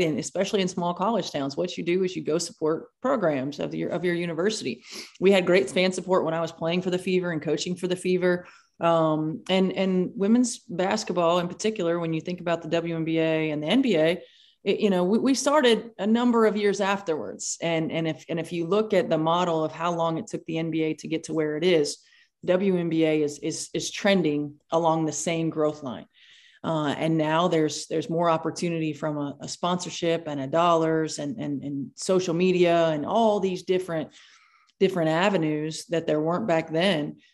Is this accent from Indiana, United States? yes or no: yes; Indiana, United States; you grew up in Indiana, so of course you played basketball